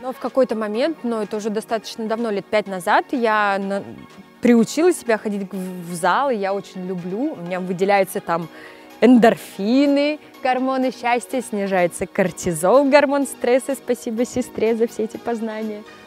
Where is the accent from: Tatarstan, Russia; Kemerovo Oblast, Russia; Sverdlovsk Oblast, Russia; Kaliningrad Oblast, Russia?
Kemerovo Oblast, Russia; Mezhdurechensk; moved away; also born or lived in Ukraine / Saint Petersburg; там я родилась, но родители сразу же вернулись в Сибирь, в Междуреченск. Поэтому а, так получилось, я меньше чем с года росла уже в Междуреченске